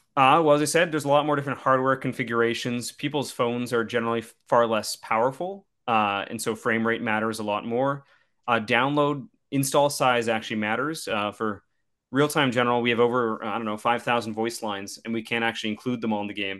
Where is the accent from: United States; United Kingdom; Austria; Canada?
Canada; Saskatchewan; I'm from Saskatchewan, which is, uh, a middle province, the flat part